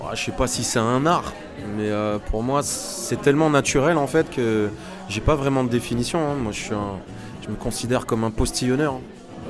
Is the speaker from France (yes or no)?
yes; Autun, Bourgogne-Franche-Comté, France; now in Paris, France; je suis né à Autun, dans le 7-1, en Bourgogne, le pays du vin blanc